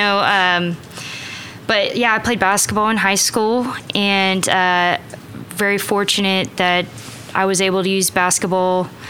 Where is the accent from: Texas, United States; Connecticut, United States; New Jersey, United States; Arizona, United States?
Texas, United States; also born or lived in Louisiana / Arkansas / Australia; now in Oklahoma City, United States; I'm actually from Texas. And actually, let's go to the waybacks. I was born in Louisiana.